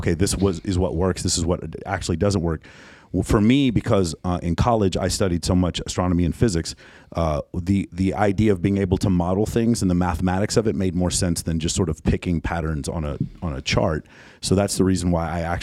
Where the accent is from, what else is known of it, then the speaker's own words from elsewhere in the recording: Dallas, Texas, United States; I'm from East Dallas. I went to high school in a pretty rough neighborhood, but I grew up in Lakewood